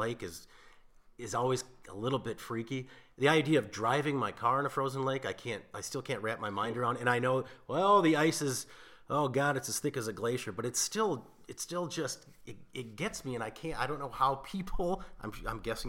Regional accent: Minnesota, United States; a small select few people that were born and raised in Minnesota

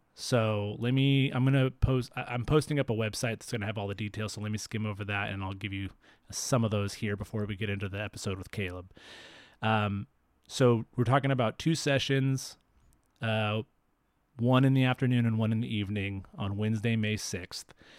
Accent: Fresno, California, United States; now in Bay Area, United States; my hometown of Fresno

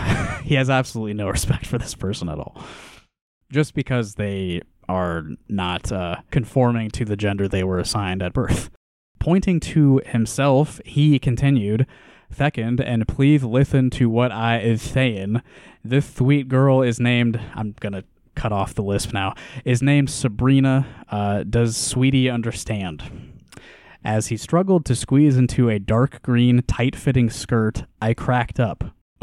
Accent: Iowa, United States; He was from the hoods of Baltimore. I'm from Iowa.

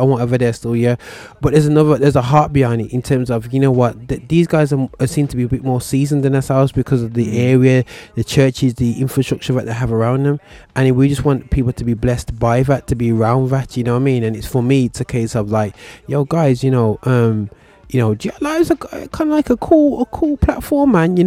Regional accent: Birmingham, West Midlands, United Kingdom; as a Brummie in Birmingham

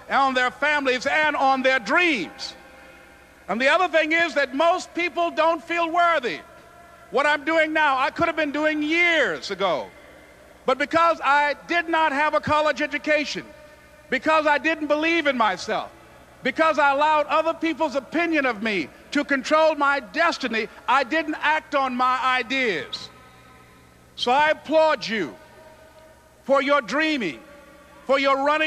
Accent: Miami, Florida, United States; born or raised there

